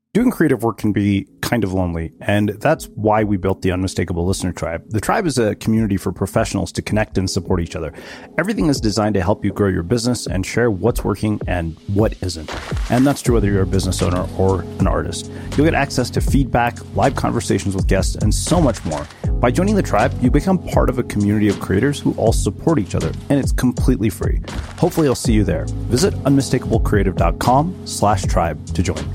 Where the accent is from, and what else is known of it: United States; born or raised there